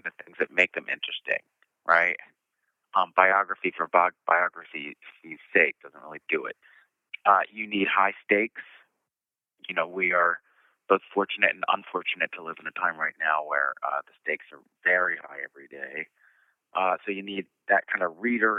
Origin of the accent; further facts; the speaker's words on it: Philadelphia, Pennsylvania, United States; I'm from Philadelphia, PA